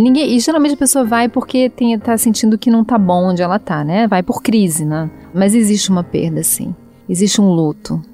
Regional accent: Rio de Janeiro, Brazil; moved away; o Rio que é minha aldeia

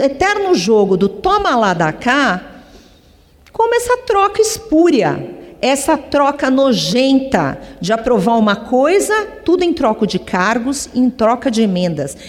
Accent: Brazil; Todos somos brasileiros

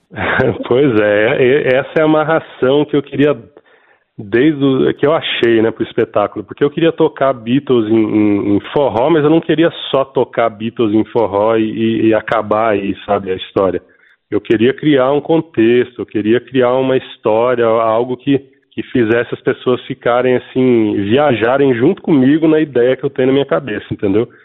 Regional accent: Piracicaba, São Paulo, Brazil; eu sou nascido e criado no interior de São Paulo, em Piracicaba. Como meu sotaque revela

